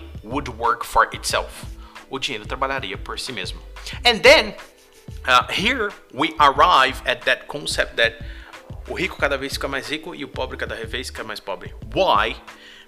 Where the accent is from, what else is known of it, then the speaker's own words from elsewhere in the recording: Brazil; English is a second language; we are from Brazil, and here in our country